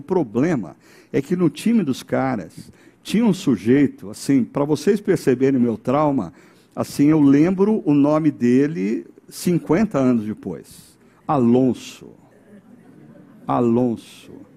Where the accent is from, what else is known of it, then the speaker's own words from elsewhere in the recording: São Paulo, Brazil; Quando eu era criança pequena, lá em São Paulo, no bairro do Sumaré, e morava na rua Capital Federal